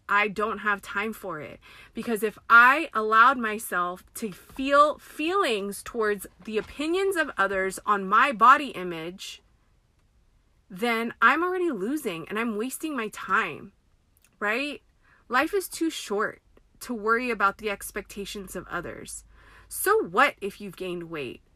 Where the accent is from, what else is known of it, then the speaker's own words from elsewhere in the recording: United States; I am Filipina American. My parents were born in the Philippines, came here in their 20s and they in like 81 and started their family here